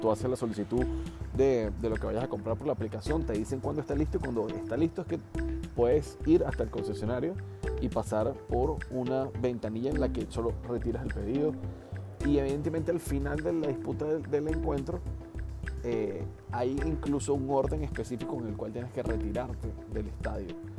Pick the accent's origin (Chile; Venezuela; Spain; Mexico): Venezuela; en mi país, en Venezuela